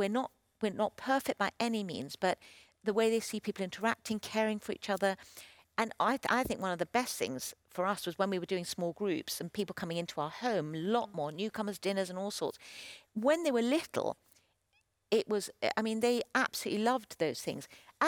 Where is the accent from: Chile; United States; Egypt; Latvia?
Chile; Well, especially with Christian people, I grew up in Chile. I was on the mission field